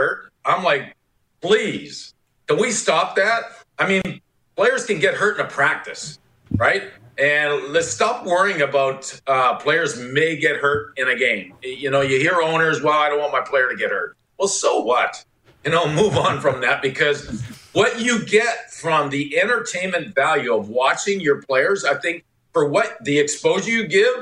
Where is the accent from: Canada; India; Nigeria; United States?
Canada; being a Canadian